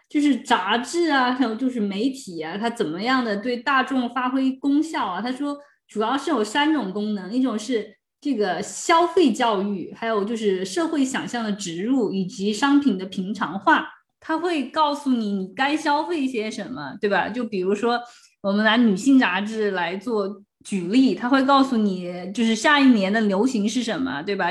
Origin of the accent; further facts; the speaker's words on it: China; 然后要是我们中国人会就觉得呀，好寒酸